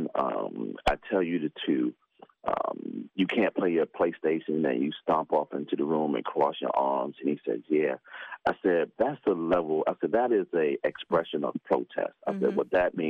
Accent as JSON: {"language": "English", "town": "New York City", "region": "New York", "country": "United States", "tie": "born or raised there", "also_born_or_lived": "Pinetops, North Carolina", "said": "I was born and raised in New York"}